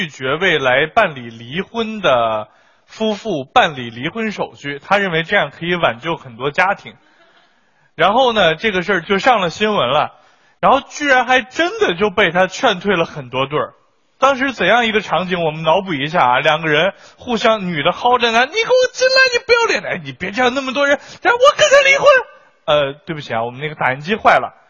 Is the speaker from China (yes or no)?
yes; Xilingol, Inner Mongolia, China; now in Shanghai, China; 那要是搁我们老家，我是锡林郭勒的，想在上海交个首付，那得卖一个小区的房。